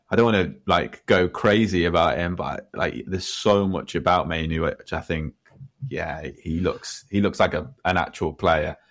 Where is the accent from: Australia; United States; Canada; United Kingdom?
United Kingdom; Nottingham, East Midlands; I'm from Nottingham